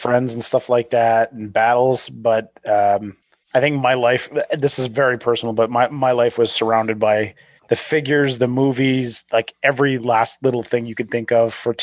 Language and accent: English; Canada; we're Canadian